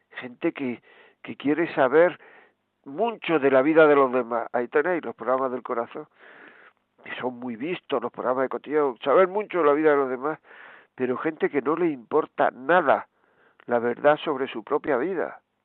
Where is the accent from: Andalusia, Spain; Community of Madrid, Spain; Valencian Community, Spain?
Andalusia, Spain; Granada; yo soy de Granada